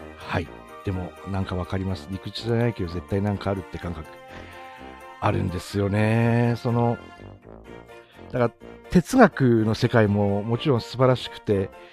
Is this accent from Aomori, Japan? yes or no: yes; Tsugaru, Aomori, Japan; accent: Tsugaru dialect; 津軽弁丸出しの、あの、地元の